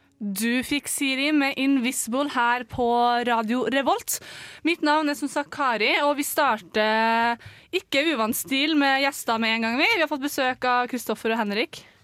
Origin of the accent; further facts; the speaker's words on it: Trøndelag, Norway; vi som er trøndere.